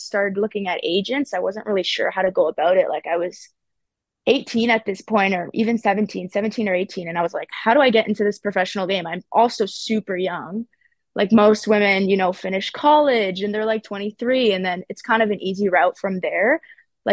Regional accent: Ottawa, Ontario, Canada; I grew up in Barrhaven, so kind of the Nepean area

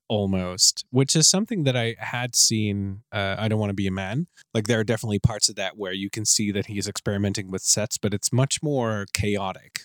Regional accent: Netherlands; I'm from the Netherlands

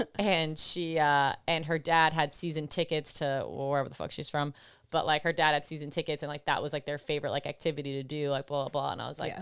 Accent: Buffalo, New York, United States; I'm from Buffalo

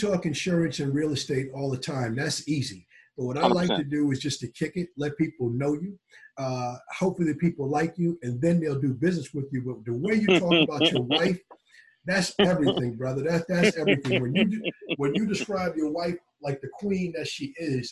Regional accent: Long Island, New York, United States; I'm born and raised in Long Island

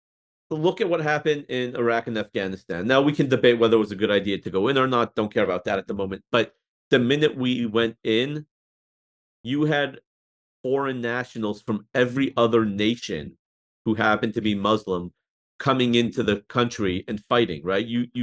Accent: United States; I was born here. I love America.

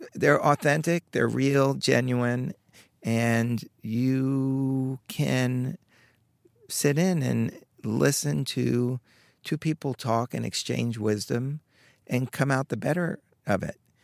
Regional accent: Long Island, New York, United States; I grew up in Long Island, not far away

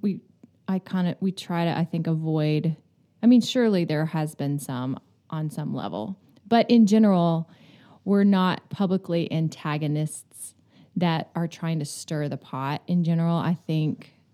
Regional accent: Florida, United States; moved away; also born or lived in New York; I grew up in Florida on the Gulf

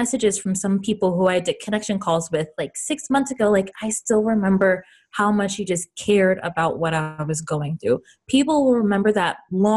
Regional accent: the South, United States; I'm from the South, so I say y'all

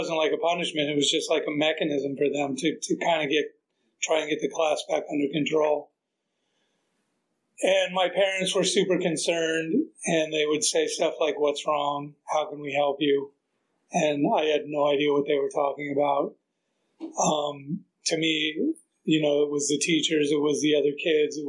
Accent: San Diego, California, United States; also born or lived in Maryland; I grew up in San Diego. I actually grew up in Maryland before that, till I was in third grade, but then I moved to San Diego

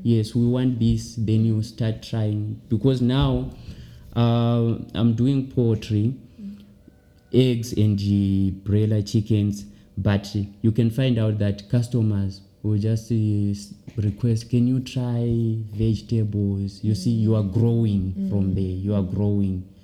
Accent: Wedza, Mashonaland East, Zimbabwe; moved away as an adult; now in South Africa; I'm from Wedza

